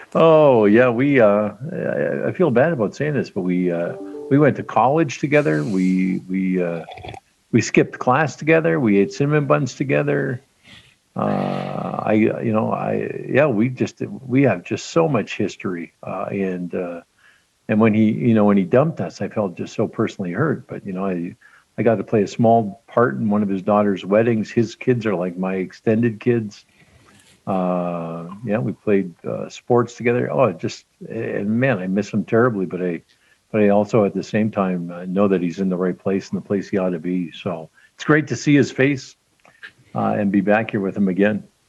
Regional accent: Regina, Saskatchewan, Canada; in my neighborhood where I grew up in North Central Regina

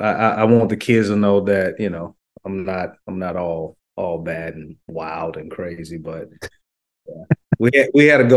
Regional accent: the South, United States; I was a fan, and I'm from the South, so

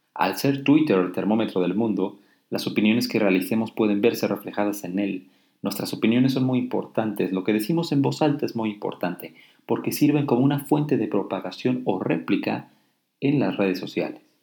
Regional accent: Mexico; soy un ciudadano mexicano

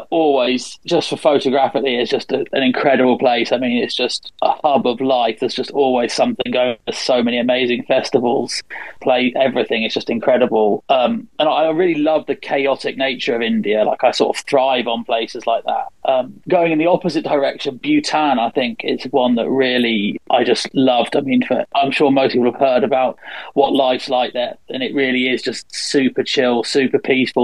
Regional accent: England, United Kingdom; these sort of 19-year-old, 20-year-olds I was used to from England

